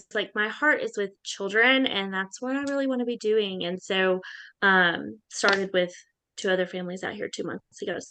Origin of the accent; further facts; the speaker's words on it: Arkansas, United States; moved away as an adult; now in Dallas, United States; I'm originally from Arkansas, and I've moved to Dallas almost 9 years ago